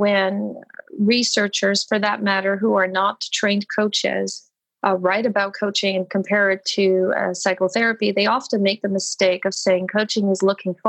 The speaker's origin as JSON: {"language": "English", "country": "Canada", "lives_now": "Montreal, Canada", "said": "So I am Canadian, based in Montreal, beautiful Montreal, Quebec, eastern part of Canada."}